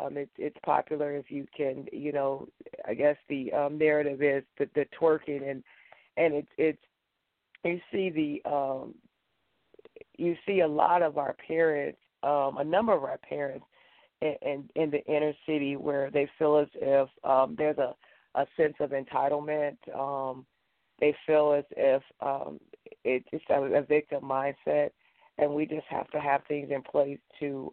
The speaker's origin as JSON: {"language": "English", "town": "Gary", "region": "Indiana", "country": "United States", "tie": "born or raised there", "moved": "as an adult", "said": "I was born and reared in Gary, Indiana"}